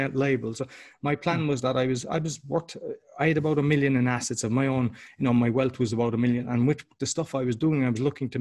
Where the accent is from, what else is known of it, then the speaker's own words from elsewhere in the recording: Ireland; moved away; I'm Irish